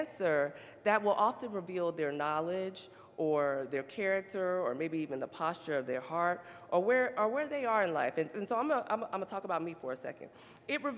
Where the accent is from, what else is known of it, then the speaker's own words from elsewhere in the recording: the South, United States; we're from the South